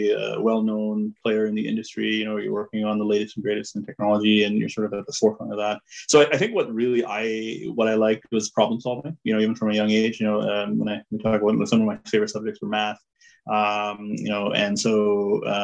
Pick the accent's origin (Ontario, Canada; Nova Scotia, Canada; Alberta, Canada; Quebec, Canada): Ontario, Canada; Toronto; also born or lived in Bangalore, India; I grew up in Toronto. So, in Toronto Scarborough area